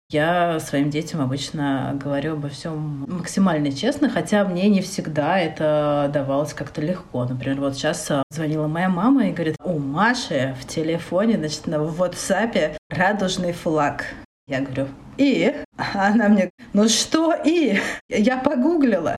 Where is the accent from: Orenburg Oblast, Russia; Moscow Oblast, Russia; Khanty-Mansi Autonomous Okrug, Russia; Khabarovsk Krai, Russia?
Khabarovsk Krai, Russia; Khabarovsk; moved away as an adult; also born or lived in Okha, Sakhalin; Я родилась вообще на Сахалине в городе Аха, в супер маленьком городе. А потом мы переехали в город чуть побольше, но все равно это был Хабаровск.